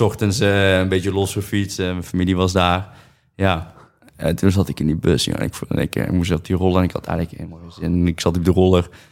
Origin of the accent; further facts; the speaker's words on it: Netherlands; ik uit Nederland kom en niet Colombia